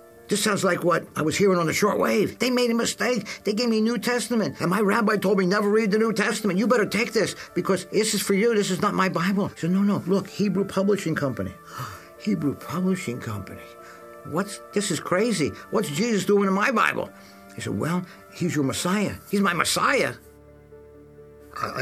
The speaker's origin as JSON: {"language": "English", "town": "Philadelphia", "region": "Pennsylvania", "country": "United States", "tie": "born or raised there", "said": "I grew up in Philadelphia in a Jewish neighborhood"}